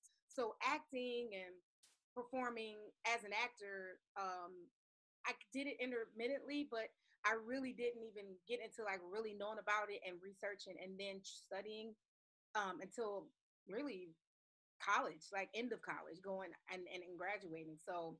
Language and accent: English; Detroit, Michigan, United States; also born or lived in Kentucky / New York; now in Palisades Park, United States; I'm originally from Detroit, born and raised on the west side. Between Southfield and Evergreen, 6 and 7, like a little grid.